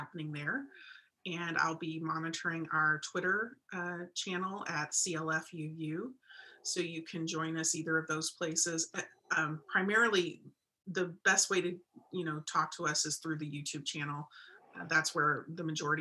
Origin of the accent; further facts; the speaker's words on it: Indianapolis, Indiana, United States; moved away as an adult; now in Phoenix, United States; I'm erstwhile from Indianapolis as well. I moved out here 3 years ago